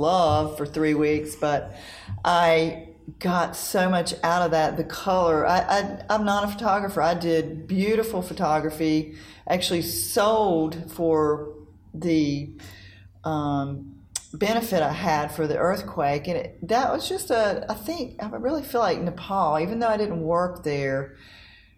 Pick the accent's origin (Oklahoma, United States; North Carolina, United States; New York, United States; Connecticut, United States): North Carolina, United States; I'm from North Carolina. We don't do snow